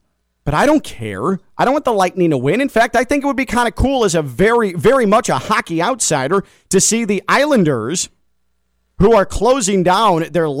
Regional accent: Chicago, Illinois, United States; I'm a Chicagoan.

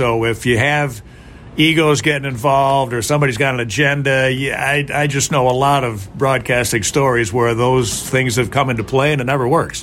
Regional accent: Chicago, Illinois, United States; born or raised there

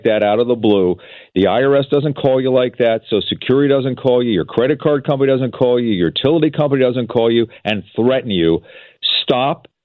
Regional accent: East Coast, United States; now in Seattle, United States; I grew up on the East Coast

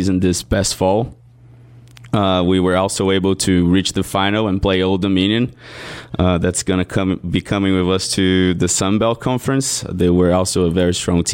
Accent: Brazil; now in Hattiesburg, United States; I'm from Brazil. I came to America to play soccer in Hattiesburg

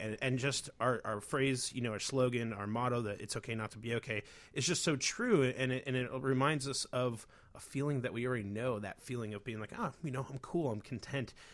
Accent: Chicago, Illinois, United States; being a Chicagoan's very funny

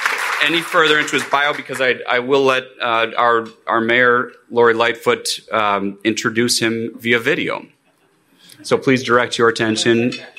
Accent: Chicago, Illinois, United States; as a lifelong Chicagoan

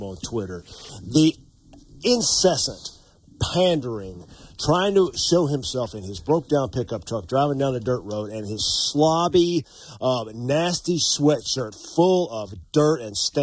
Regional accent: North Carolina, United States; now in Montana, United States; my home state of North Carolina

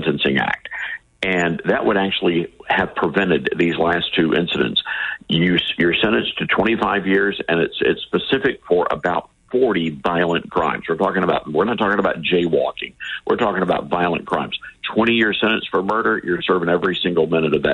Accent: Memphis, Tennessee, United States; It's a great town, born and raised here

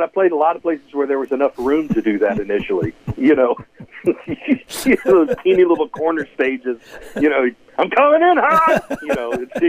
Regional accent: Lafayette, Indiana, United States; born or raised there

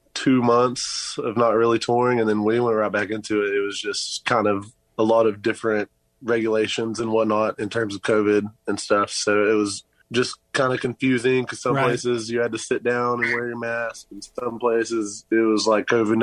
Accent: France; now in Lubbock, United States; Yeah, I'm from France. I was talking to this girl from Paris, like right before I moved to Lubbock, like that summer, same summer.

